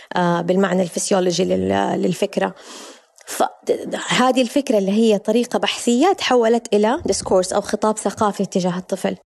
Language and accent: Arabic; Hejaz, Saudi Arabia; الصحوة عندنا في الحجاز